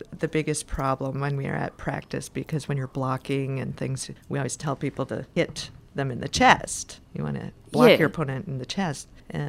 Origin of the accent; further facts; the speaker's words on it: Green Bay, Wisconsin, United States; born there; moved away; also born or lived in Houston; I lived in Houston before I moved here for about 8 years, but I was born in Green Bay, Wisconsin, home of the Green Bay Packers, the best football